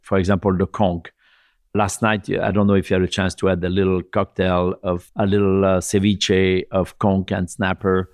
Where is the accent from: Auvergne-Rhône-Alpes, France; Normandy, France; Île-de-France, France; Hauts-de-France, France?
Auvergne-Rhône-Alpes, France; Lyon; moved away as an adult; now in New York, United States; my hometown and how I grew up